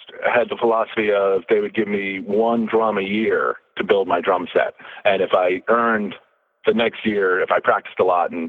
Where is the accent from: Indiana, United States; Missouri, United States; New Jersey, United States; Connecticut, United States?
Connecticut, United States; Newtown; I was from Newtown, Connecticut